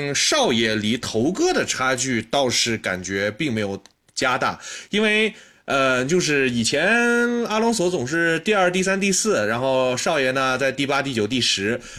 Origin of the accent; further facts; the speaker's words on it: Xinjiang, China; 而且我是新疆人嘛，所以我们从小就看着那个打广东，那易建联就是打不过，我们新疆队就是打不过广东